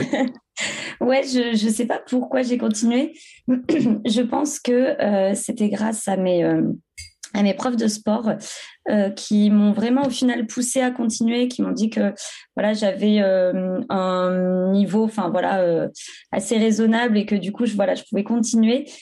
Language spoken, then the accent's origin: French; Creuse, Nouvelle-Aquitaine, France; moved away as an adult; also born or lived in Clermont-Ferrand; now in Bordeaux, France; je viens de la Creuse, j'habite à Bordeaux depuis maintenant 6 ou 7 ans. je suis venue pour mes études à Bordeaux